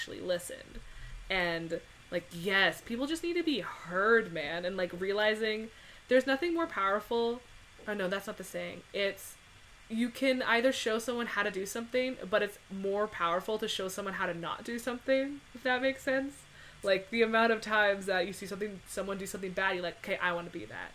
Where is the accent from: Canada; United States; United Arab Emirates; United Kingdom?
Canada; I am Canadian